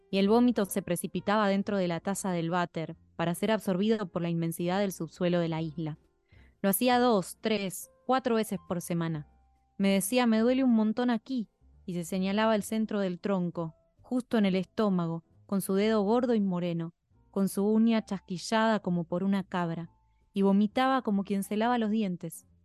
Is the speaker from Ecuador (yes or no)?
no; Spain; En España eso es mucho más pesado, porque somos españoles y tenemos que usar nuestro idioma como bandera